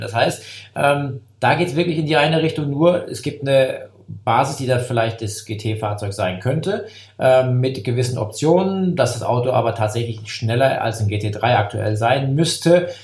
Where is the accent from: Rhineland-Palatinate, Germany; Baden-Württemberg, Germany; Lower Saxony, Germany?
Rhineland-Palatinate, Germany; area around Koblenz; Ich komme ja aus der Gegend von Koblenz bin jetzt kein, kein Eifler Jung, aber ähm, da bin ich groß geworden